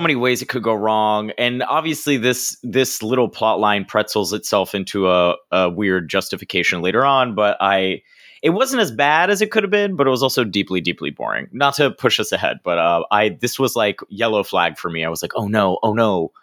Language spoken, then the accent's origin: English; Florida, United States; now in New York, United States; from Florida where I grew up